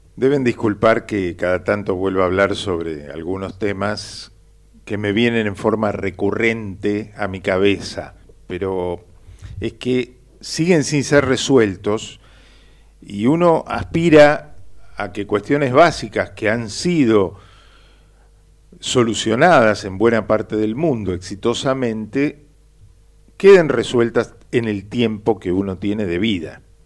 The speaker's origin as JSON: {"language": "Spanish", "region": "Buenos Aires", "country": "Argentina", "tie": "born or raised there", "said": "yo nací en Flores, con un barrio partido por las vías del tren que me hizo perder horas de vida inútiles cuando iba a visitar a mis tíos y primos en la paternal, o cuando iba a catequesis a Villa Urquiza"}